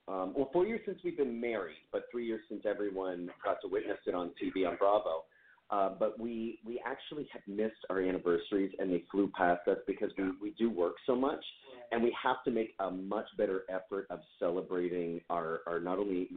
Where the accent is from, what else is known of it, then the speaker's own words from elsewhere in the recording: Canada; I am from Canada, and although we're quite wild